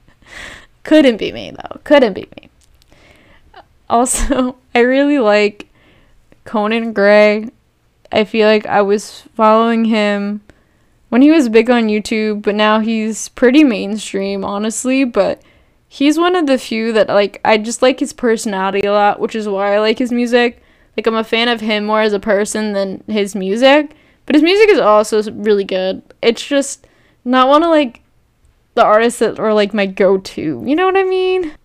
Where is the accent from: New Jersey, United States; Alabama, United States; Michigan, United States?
New Jersey, United States; growing up in New Jersey, where I live.